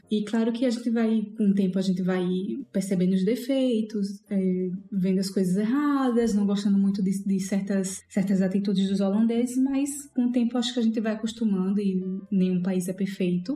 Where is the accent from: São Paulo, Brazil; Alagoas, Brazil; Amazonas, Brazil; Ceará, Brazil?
Alagoas, Brazil; Maceió; moved away as an adult; also born or lived in Lisbon, Portugal; now in Amsterdam, Netherlands; eu sou de Maceió. Ah, em 2015 eu fui morar em Portugal, em Lisboa.